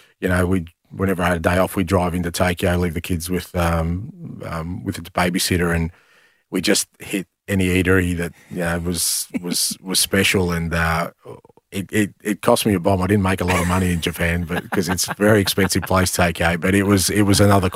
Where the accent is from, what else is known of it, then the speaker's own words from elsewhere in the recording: Greece; born there; I think there's always been an interest in me there because I was born in Greece.